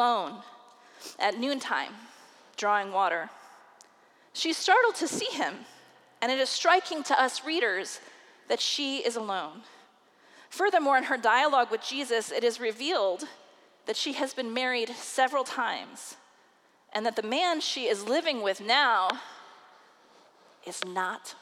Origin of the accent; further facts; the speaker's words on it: Des Moines, Iowa, United States; I preached my first sermon in the pulpit of First United Methodist Church of Des Moines, Iowa, under the guiding hands of pastors Reverend Del Dawes and Reverend Dennis Tevis